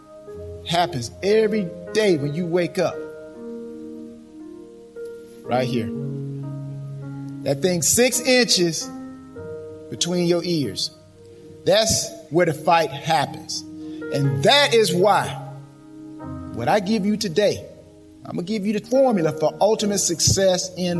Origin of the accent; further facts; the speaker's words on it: LaGrange, Georgia, United States; I'm from LaGrange, Georgia. So I'm a Georgia native. Georgia native. Yes. Homegrown, as they say